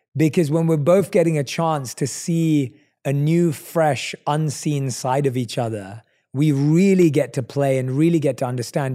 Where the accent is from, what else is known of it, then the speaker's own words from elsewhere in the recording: London, United Kingdom; we're both from London